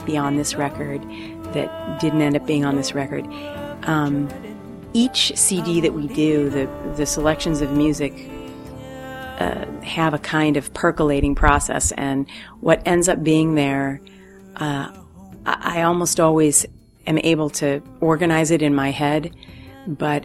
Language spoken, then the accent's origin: English; Wisconsin, United States; moved away; I grew up in Wisconsin